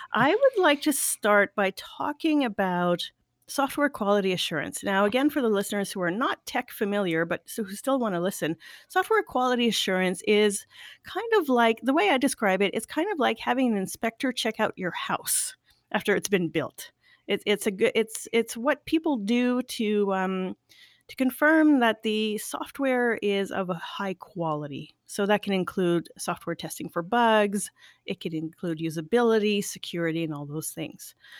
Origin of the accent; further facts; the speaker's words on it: Canada; being French Canadian.